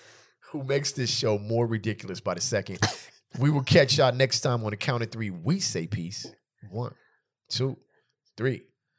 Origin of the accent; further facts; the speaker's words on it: California, United States; And just in general, I'm from California where there's a lot of space.